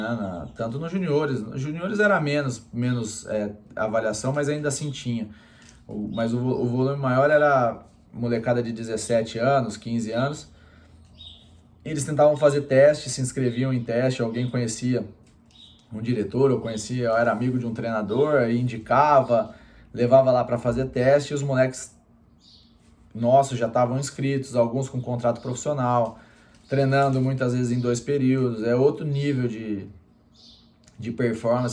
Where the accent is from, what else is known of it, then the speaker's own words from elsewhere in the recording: Campinas, São Paulo, Brazil; Eu sou de Campinas